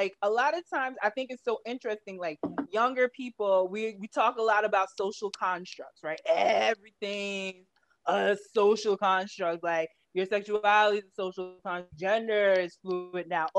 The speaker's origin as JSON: {"language": "English", "region": "New York", "country": "United States", "said": "I'm from New York"}